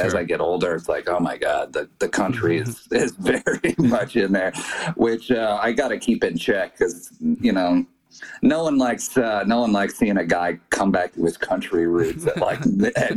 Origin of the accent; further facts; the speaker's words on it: Ault, Colorado, United States; I grew up in Ault, Colorado